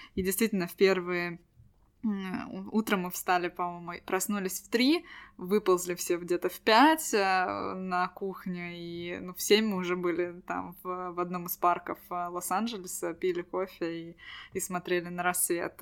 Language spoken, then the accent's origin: Russian; Estonia